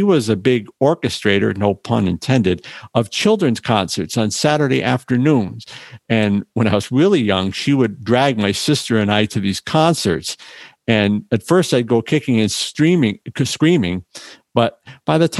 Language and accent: English; Northeast, United States; I'm from the East Coast, the Northeast